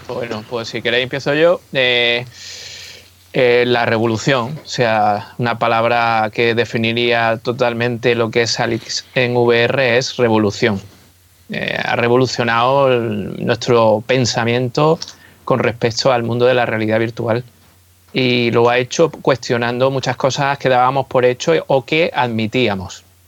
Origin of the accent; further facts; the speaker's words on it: Spain; first language Spanish; los que somos de España